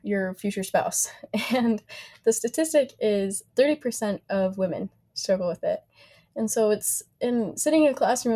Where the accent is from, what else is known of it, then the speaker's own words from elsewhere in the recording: Logan, Utah, United States; also born or lived in Riverton, Utah; now in Provo, United States; I grew up in Logan, moved to Riverton at 14 years old